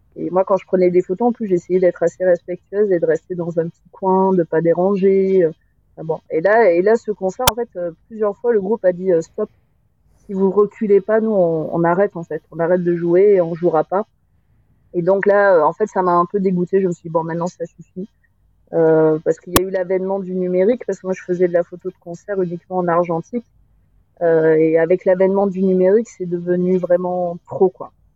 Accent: Agen, Nouvelle-Aquitaine, France; je, viens d'Agen. Euh, j'ai grandi à Agen

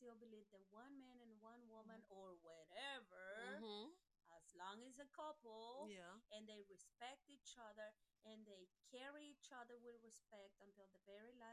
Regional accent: Mexico; moved away as an adult; now in United States; I was born in Mexico. I was raised over there.

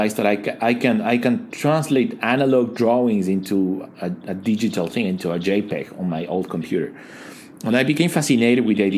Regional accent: Ecuador; moved away as an adult; now in China; I am originally from Ecuador. I came to China in 2010 for 2 months. And here I am 10 years later, still here

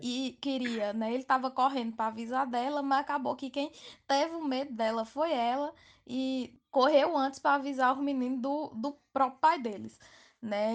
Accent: Campina Grande, Paraíba, Brazil; sou de Campina Grande, na Paraíba

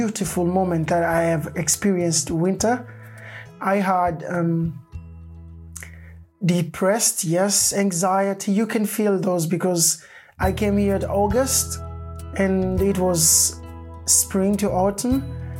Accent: Tanzania; moved away as an adult; also born or lived in Norway; now in Kristiansand, Norway; I'm from Tanzania

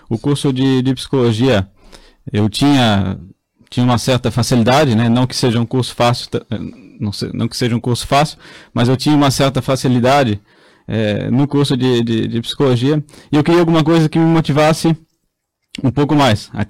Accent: Blumenau, Santa Catarina, Brazil; Sou de Blumenau, nascido e criado em Blumenau.

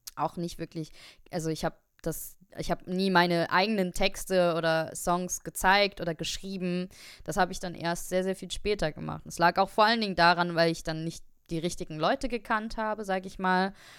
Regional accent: Saarbrücken, Saarland, Germany; moved away as an adult; now in Darmstadt, Germany; ich bin auch aus Darmstadt, aber ich bin ursprünglich aus Saarbrücken bin dann wegen äh, des Studiums nach Darmstadt gezogen

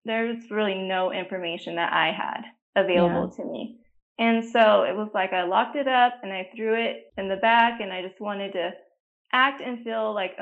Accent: New Mexico, United States; now in Texas, United States; I live in Texas, but I did not grow up here. I grew up in New Mexico, so I'm a New Mexico native.

